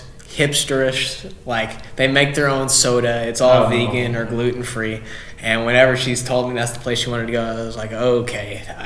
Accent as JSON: {"language": "English", "town": "Carbondale", "region": "Illinois", "country": "United States", "also_born_or_lived": "Murfreesboro", "said": "I'm from Carbondale."}